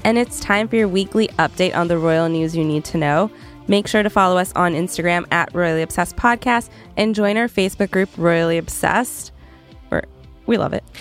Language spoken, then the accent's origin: English; Canada; moved away; I'm from Canada originally